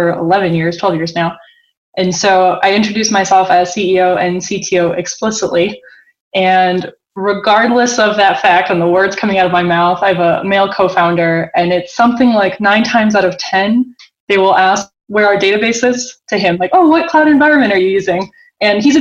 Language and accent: English; Boston, Massachusetts, United States; now in Zurich, Switzerland; I'm born and raised in Boston